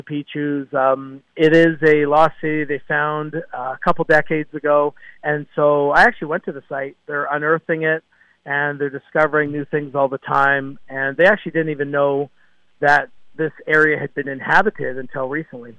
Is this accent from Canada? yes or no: yes; Canada; I am born and raised in Canada and still reside in Vancouver, British Columbia